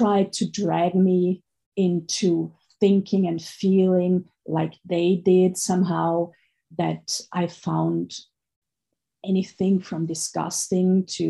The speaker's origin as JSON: {"language": "English", "country": "Austria", "tie": "born or raised there", "moved": "yes", "said": "I grew up in Austria, and Austria is at the surface a very rich country"}